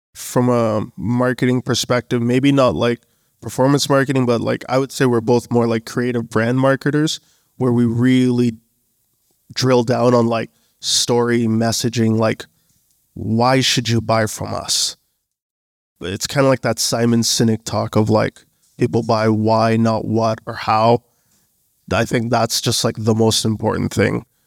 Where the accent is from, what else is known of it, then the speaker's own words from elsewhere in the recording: Canada; also born or lived in Bangladesh; Born in Canada, family's from Bangladesh